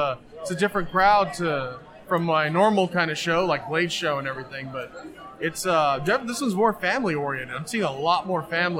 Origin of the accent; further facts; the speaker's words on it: San Antonio, Texas, United States; San Antonio, Texas.